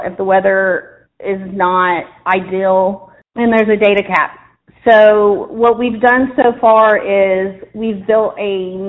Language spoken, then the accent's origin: English; Dayton, Ohio, United States; moved away as an adult; now in Clear Fork Valley, United States; I actually wasn't raised in the South. I was raised in Dayton, Ohio. I've been here in the Clear Fork Valley for about going on 13 years.